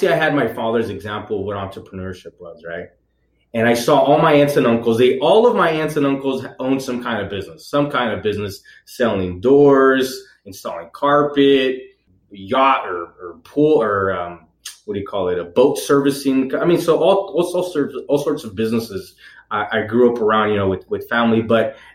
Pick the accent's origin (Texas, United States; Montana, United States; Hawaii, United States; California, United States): California, United States; Redwood City; also born or lived in Fremont, California; I was born and raised in Redwood City in the peninsula. I was raised there and then around probably 16. No, actually, no. I was younger. I was like still in sixth grade. My parents moved to Fremont.